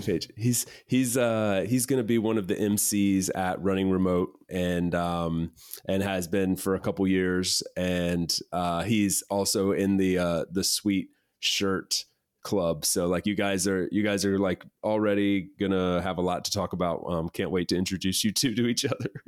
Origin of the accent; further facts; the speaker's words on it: East Coast, United States; moved away as an adult; I grew up on the East Coast